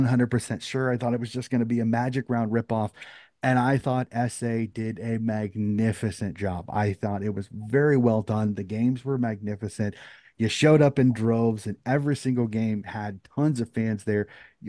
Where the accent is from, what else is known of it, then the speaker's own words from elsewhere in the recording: United States; And again, as an American